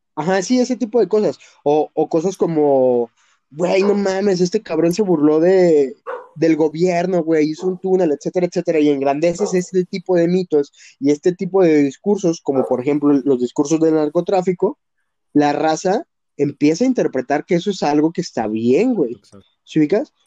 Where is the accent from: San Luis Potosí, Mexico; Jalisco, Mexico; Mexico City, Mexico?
Jalisco, Mexico; Qué bueno que vivo en Jalisco, qué bueno que soy de Jalisco